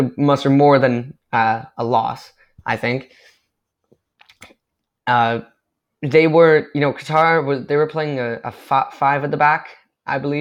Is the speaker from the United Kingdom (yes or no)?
no; Canada; as a Canadian